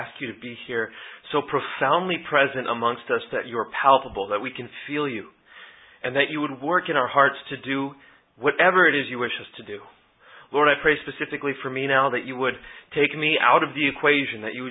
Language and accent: English; United States; I was raised Muslim in the United States